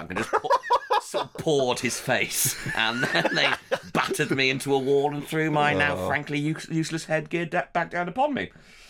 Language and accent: English; Leeds, Yorkshire and the Humber, United Kingdom; I'm from Leeds, and both my parents are the first generation to go to university with their families.